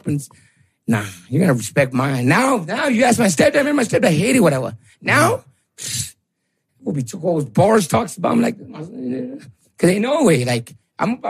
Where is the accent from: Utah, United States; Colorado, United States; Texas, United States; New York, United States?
Colorado, United States; Greeley; I grew up on the North Side, but my mom used to work 3 jobs